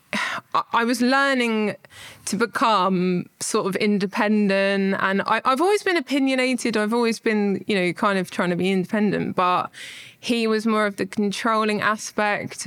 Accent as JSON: {"language": "English", "town": "Horsham", "region": "South East England", "country": "United Kingdom", "said": "I'm from Horsham, I'm 30"}